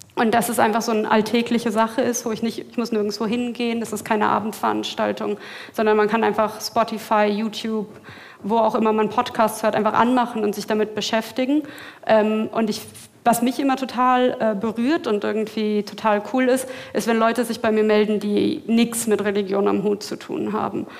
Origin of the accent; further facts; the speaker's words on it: Berlin, Germany; ich komme aus Berlin